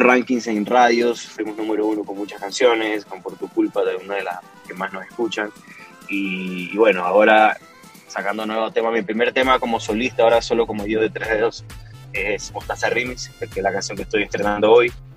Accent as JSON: {"language": "Spanish", "town": "Guayaquil", "region": "Guayas", "country": "Ecuador", "said": "somos de Ecuador, éramos de Ecuador, bueno, y ahora solo, como te digo, solo quedo yo pero de Guayaquil"}